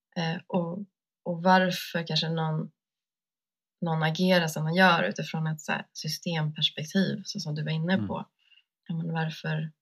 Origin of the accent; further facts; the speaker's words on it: Sweden; jag har vuxit upp här liksom, i Sverige och som vit kvinna